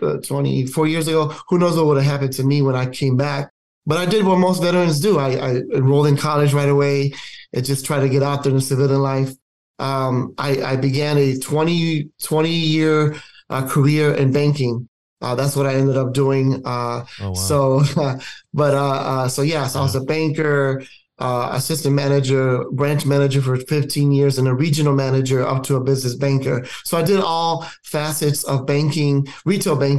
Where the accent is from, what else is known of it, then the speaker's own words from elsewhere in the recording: Chicago, Illinois, United States; I grew up in Chicago, born and raised in Chicago